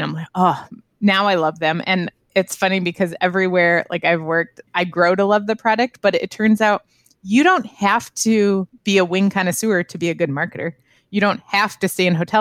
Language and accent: English; Illinois, United States; also born or lived in Las Vegas, Nevada / Dallas, Texas / Austin, Texas; now in Wisconsin, United States; I grew up in Illinois, lived in Vegas for 10 years, then went to Dallas, then to Austin. Now I live up in Wisconsin